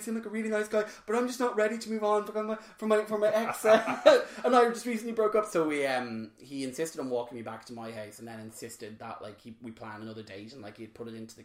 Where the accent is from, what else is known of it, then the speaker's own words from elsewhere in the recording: Drogheda, Leinster, Ireland; my hometown up in Drogheda